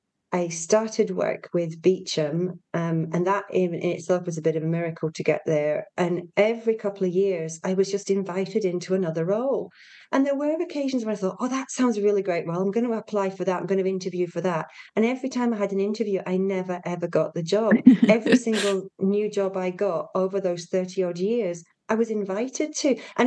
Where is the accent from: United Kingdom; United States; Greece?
United Kingdom; Yorkshire and the Humber; So I'm a Yorkshire girl.